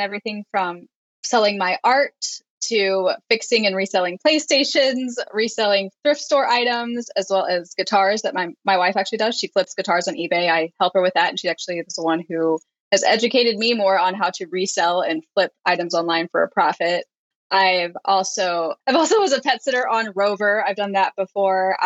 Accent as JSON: {"language": "English", "town": "St. Louis", "region": "Missouri", "country": "United States", "moved": "as an adult", "lives_now": "Washington, United States", "said": "I am from St. Louis, Missouri, which is the Midwestern part of the United States"}